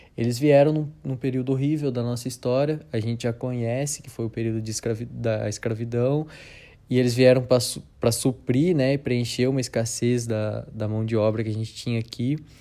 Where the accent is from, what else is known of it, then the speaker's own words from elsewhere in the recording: Sorocaba, São Paulo, Brazil; nós aqui, é, que somos de, de Sorocaba, né, do interior de São Paulo